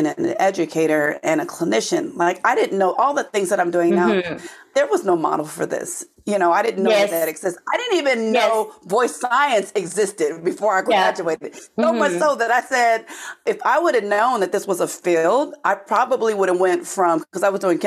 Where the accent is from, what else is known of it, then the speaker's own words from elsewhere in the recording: Oakland, California, United States; now in New Jersey, United States; I'm originally from Oakland, California, and here in the U.S., just all the way on the other side of the country from where I am now in New Jersey.